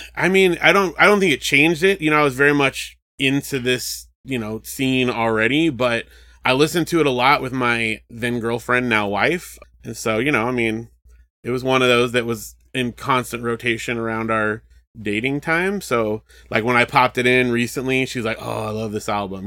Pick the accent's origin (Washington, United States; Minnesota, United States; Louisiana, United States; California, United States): California, United States; Southern; I grew up in Southern California